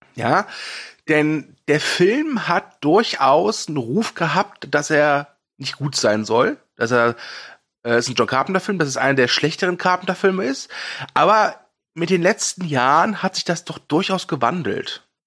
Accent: Ruhr area, North Rhine-Westphalia, Germany; ich komme aus dem Pott

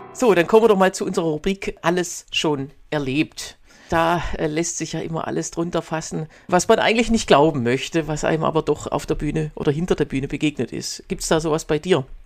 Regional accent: Baden-Württemberg, Germany; now in Berlin, Germany; Du bist ja, äh, wie ich, aus Baden-Württemberg

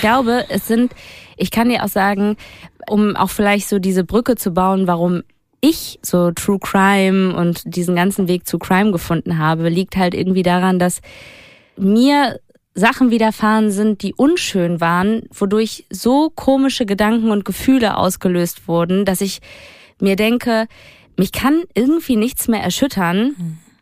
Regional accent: Duisburg, North Rhine-Westphalia, Germany; Duisburg, da wo ich herkomme

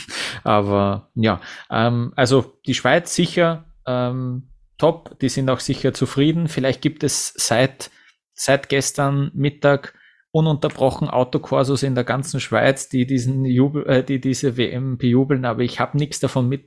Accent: Vienna, Austria; Für mich als Wiener, als Außenstehenden wirkt so

